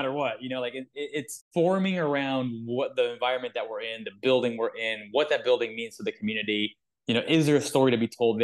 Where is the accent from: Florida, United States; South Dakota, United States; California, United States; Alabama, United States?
Florida, United States; South; we're from South Florida